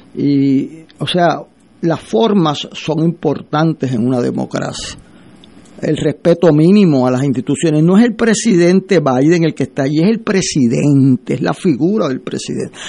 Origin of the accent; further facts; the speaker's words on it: Puerto Rico; como puertorriqueño